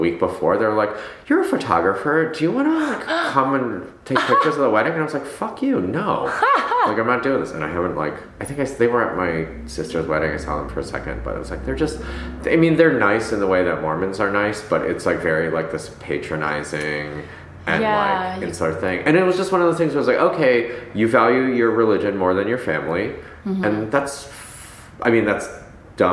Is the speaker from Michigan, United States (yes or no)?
yes; Ann Arbor, Michigan, United States; moved away as an adult; also born or lived in New York; now in Los Angeles, United States; I grew up in Ann Arbor